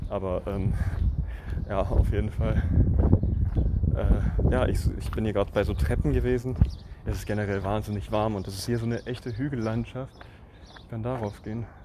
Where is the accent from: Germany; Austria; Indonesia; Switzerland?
Germany; ja, ich komme aus Deutschland und äh, ja, mein Vater ist hier groß geworden